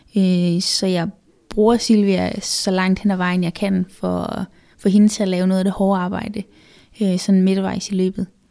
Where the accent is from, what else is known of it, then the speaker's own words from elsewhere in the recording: Funen, Southern Denmark, Denmark; now in Copenhagen, Denmark; jeg er jo født og opvokset på Fyn